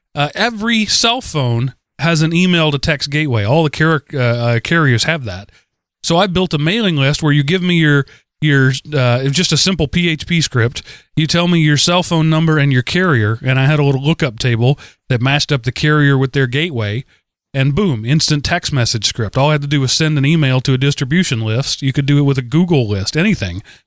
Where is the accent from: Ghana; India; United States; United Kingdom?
United States; Texas; I'm a Texan